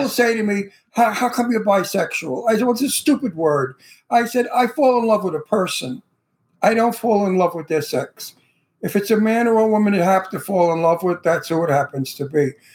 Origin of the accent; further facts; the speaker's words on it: United States; I'm American. My, my heritage is Italian